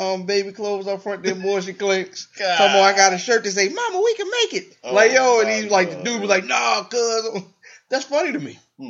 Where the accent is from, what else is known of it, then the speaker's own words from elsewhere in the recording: Anne Arundel County, Maryland, United States; I grew up in Anne Arundel County, which is right smack dab in the middle of Baltimore, DC.